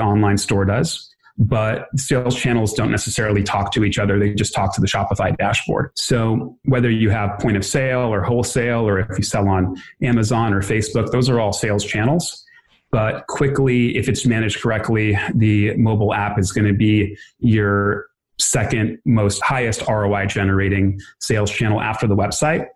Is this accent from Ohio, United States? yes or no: no; Los Angeles, California, United States; also born or lived in New York; i was born in new york when i was one my parents moved to uh, the los angeles area grew up in this area close to santa monica